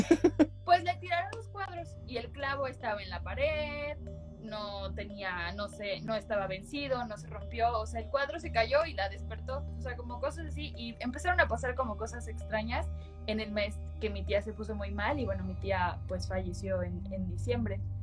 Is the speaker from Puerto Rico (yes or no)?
no; Mexico; somos mexicanos, somos católicos